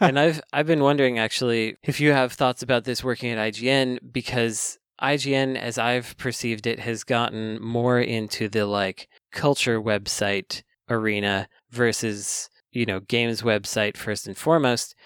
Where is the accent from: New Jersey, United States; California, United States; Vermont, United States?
California, United States; Bay Area; growing up in the Bay Area